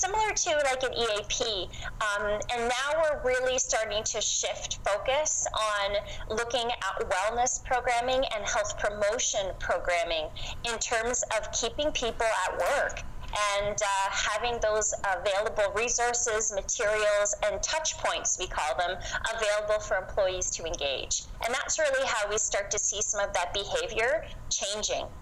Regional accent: the Maritimes, Canada; moved away as an adult; now in London, Canada; I moved to London from the East Coast. I'm a Maritimer in 2001

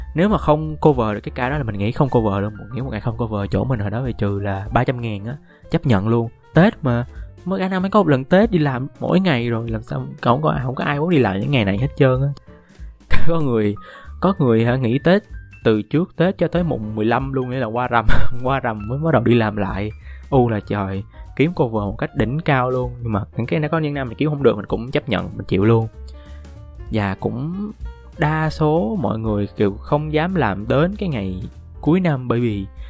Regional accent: Binh Duong, Vietnam; moved away as an adult; now in Ho Chi Minh City, Vietnam; ở quê mình ở mình ở bình dương

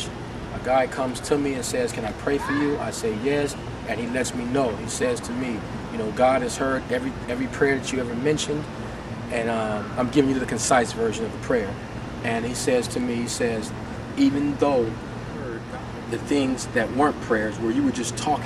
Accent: Oakland, California, United States; now in San Antonio, United States; I'm born and raised in Oakland, California

